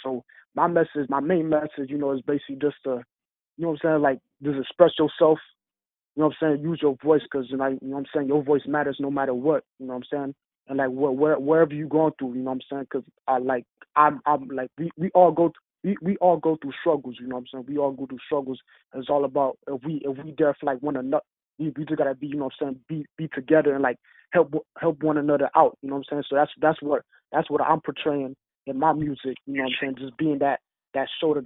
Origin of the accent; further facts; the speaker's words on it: Miami, Florida, United States; Born and raised in Miami